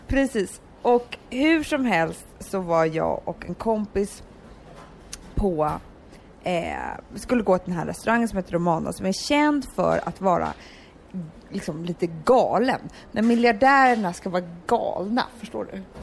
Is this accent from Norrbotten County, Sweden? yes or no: no; Stockholm, Stockholm County, Sweden; jag växte upp på Söder och i hippiefamilj